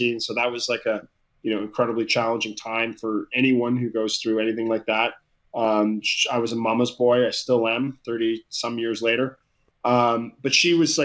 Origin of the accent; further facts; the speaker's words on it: Ottawa, Ontario, Canada; I grew up in Ottawa, Canada